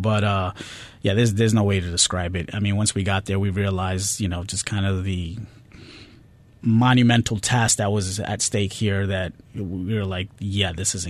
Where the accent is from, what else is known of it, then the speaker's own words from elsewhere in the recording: New York, United States; But just being growing up in New York, as they say, the New York attitude, it is real.